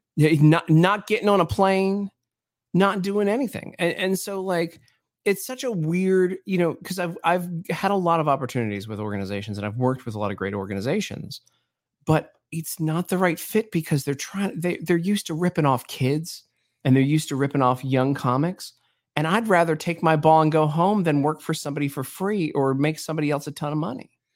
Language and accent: English; Baltimore, Maryland, United States; I grew up in Baltimore, man. I grew up in the hood in Baltimore